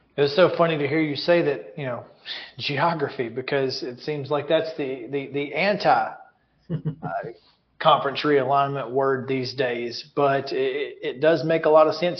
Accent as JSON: {"language": "English", "region": "Alabama", "country": "United States", "moved": "yes", "lives_now": "Tennessee, United States", "said": "I'm from Alabama"}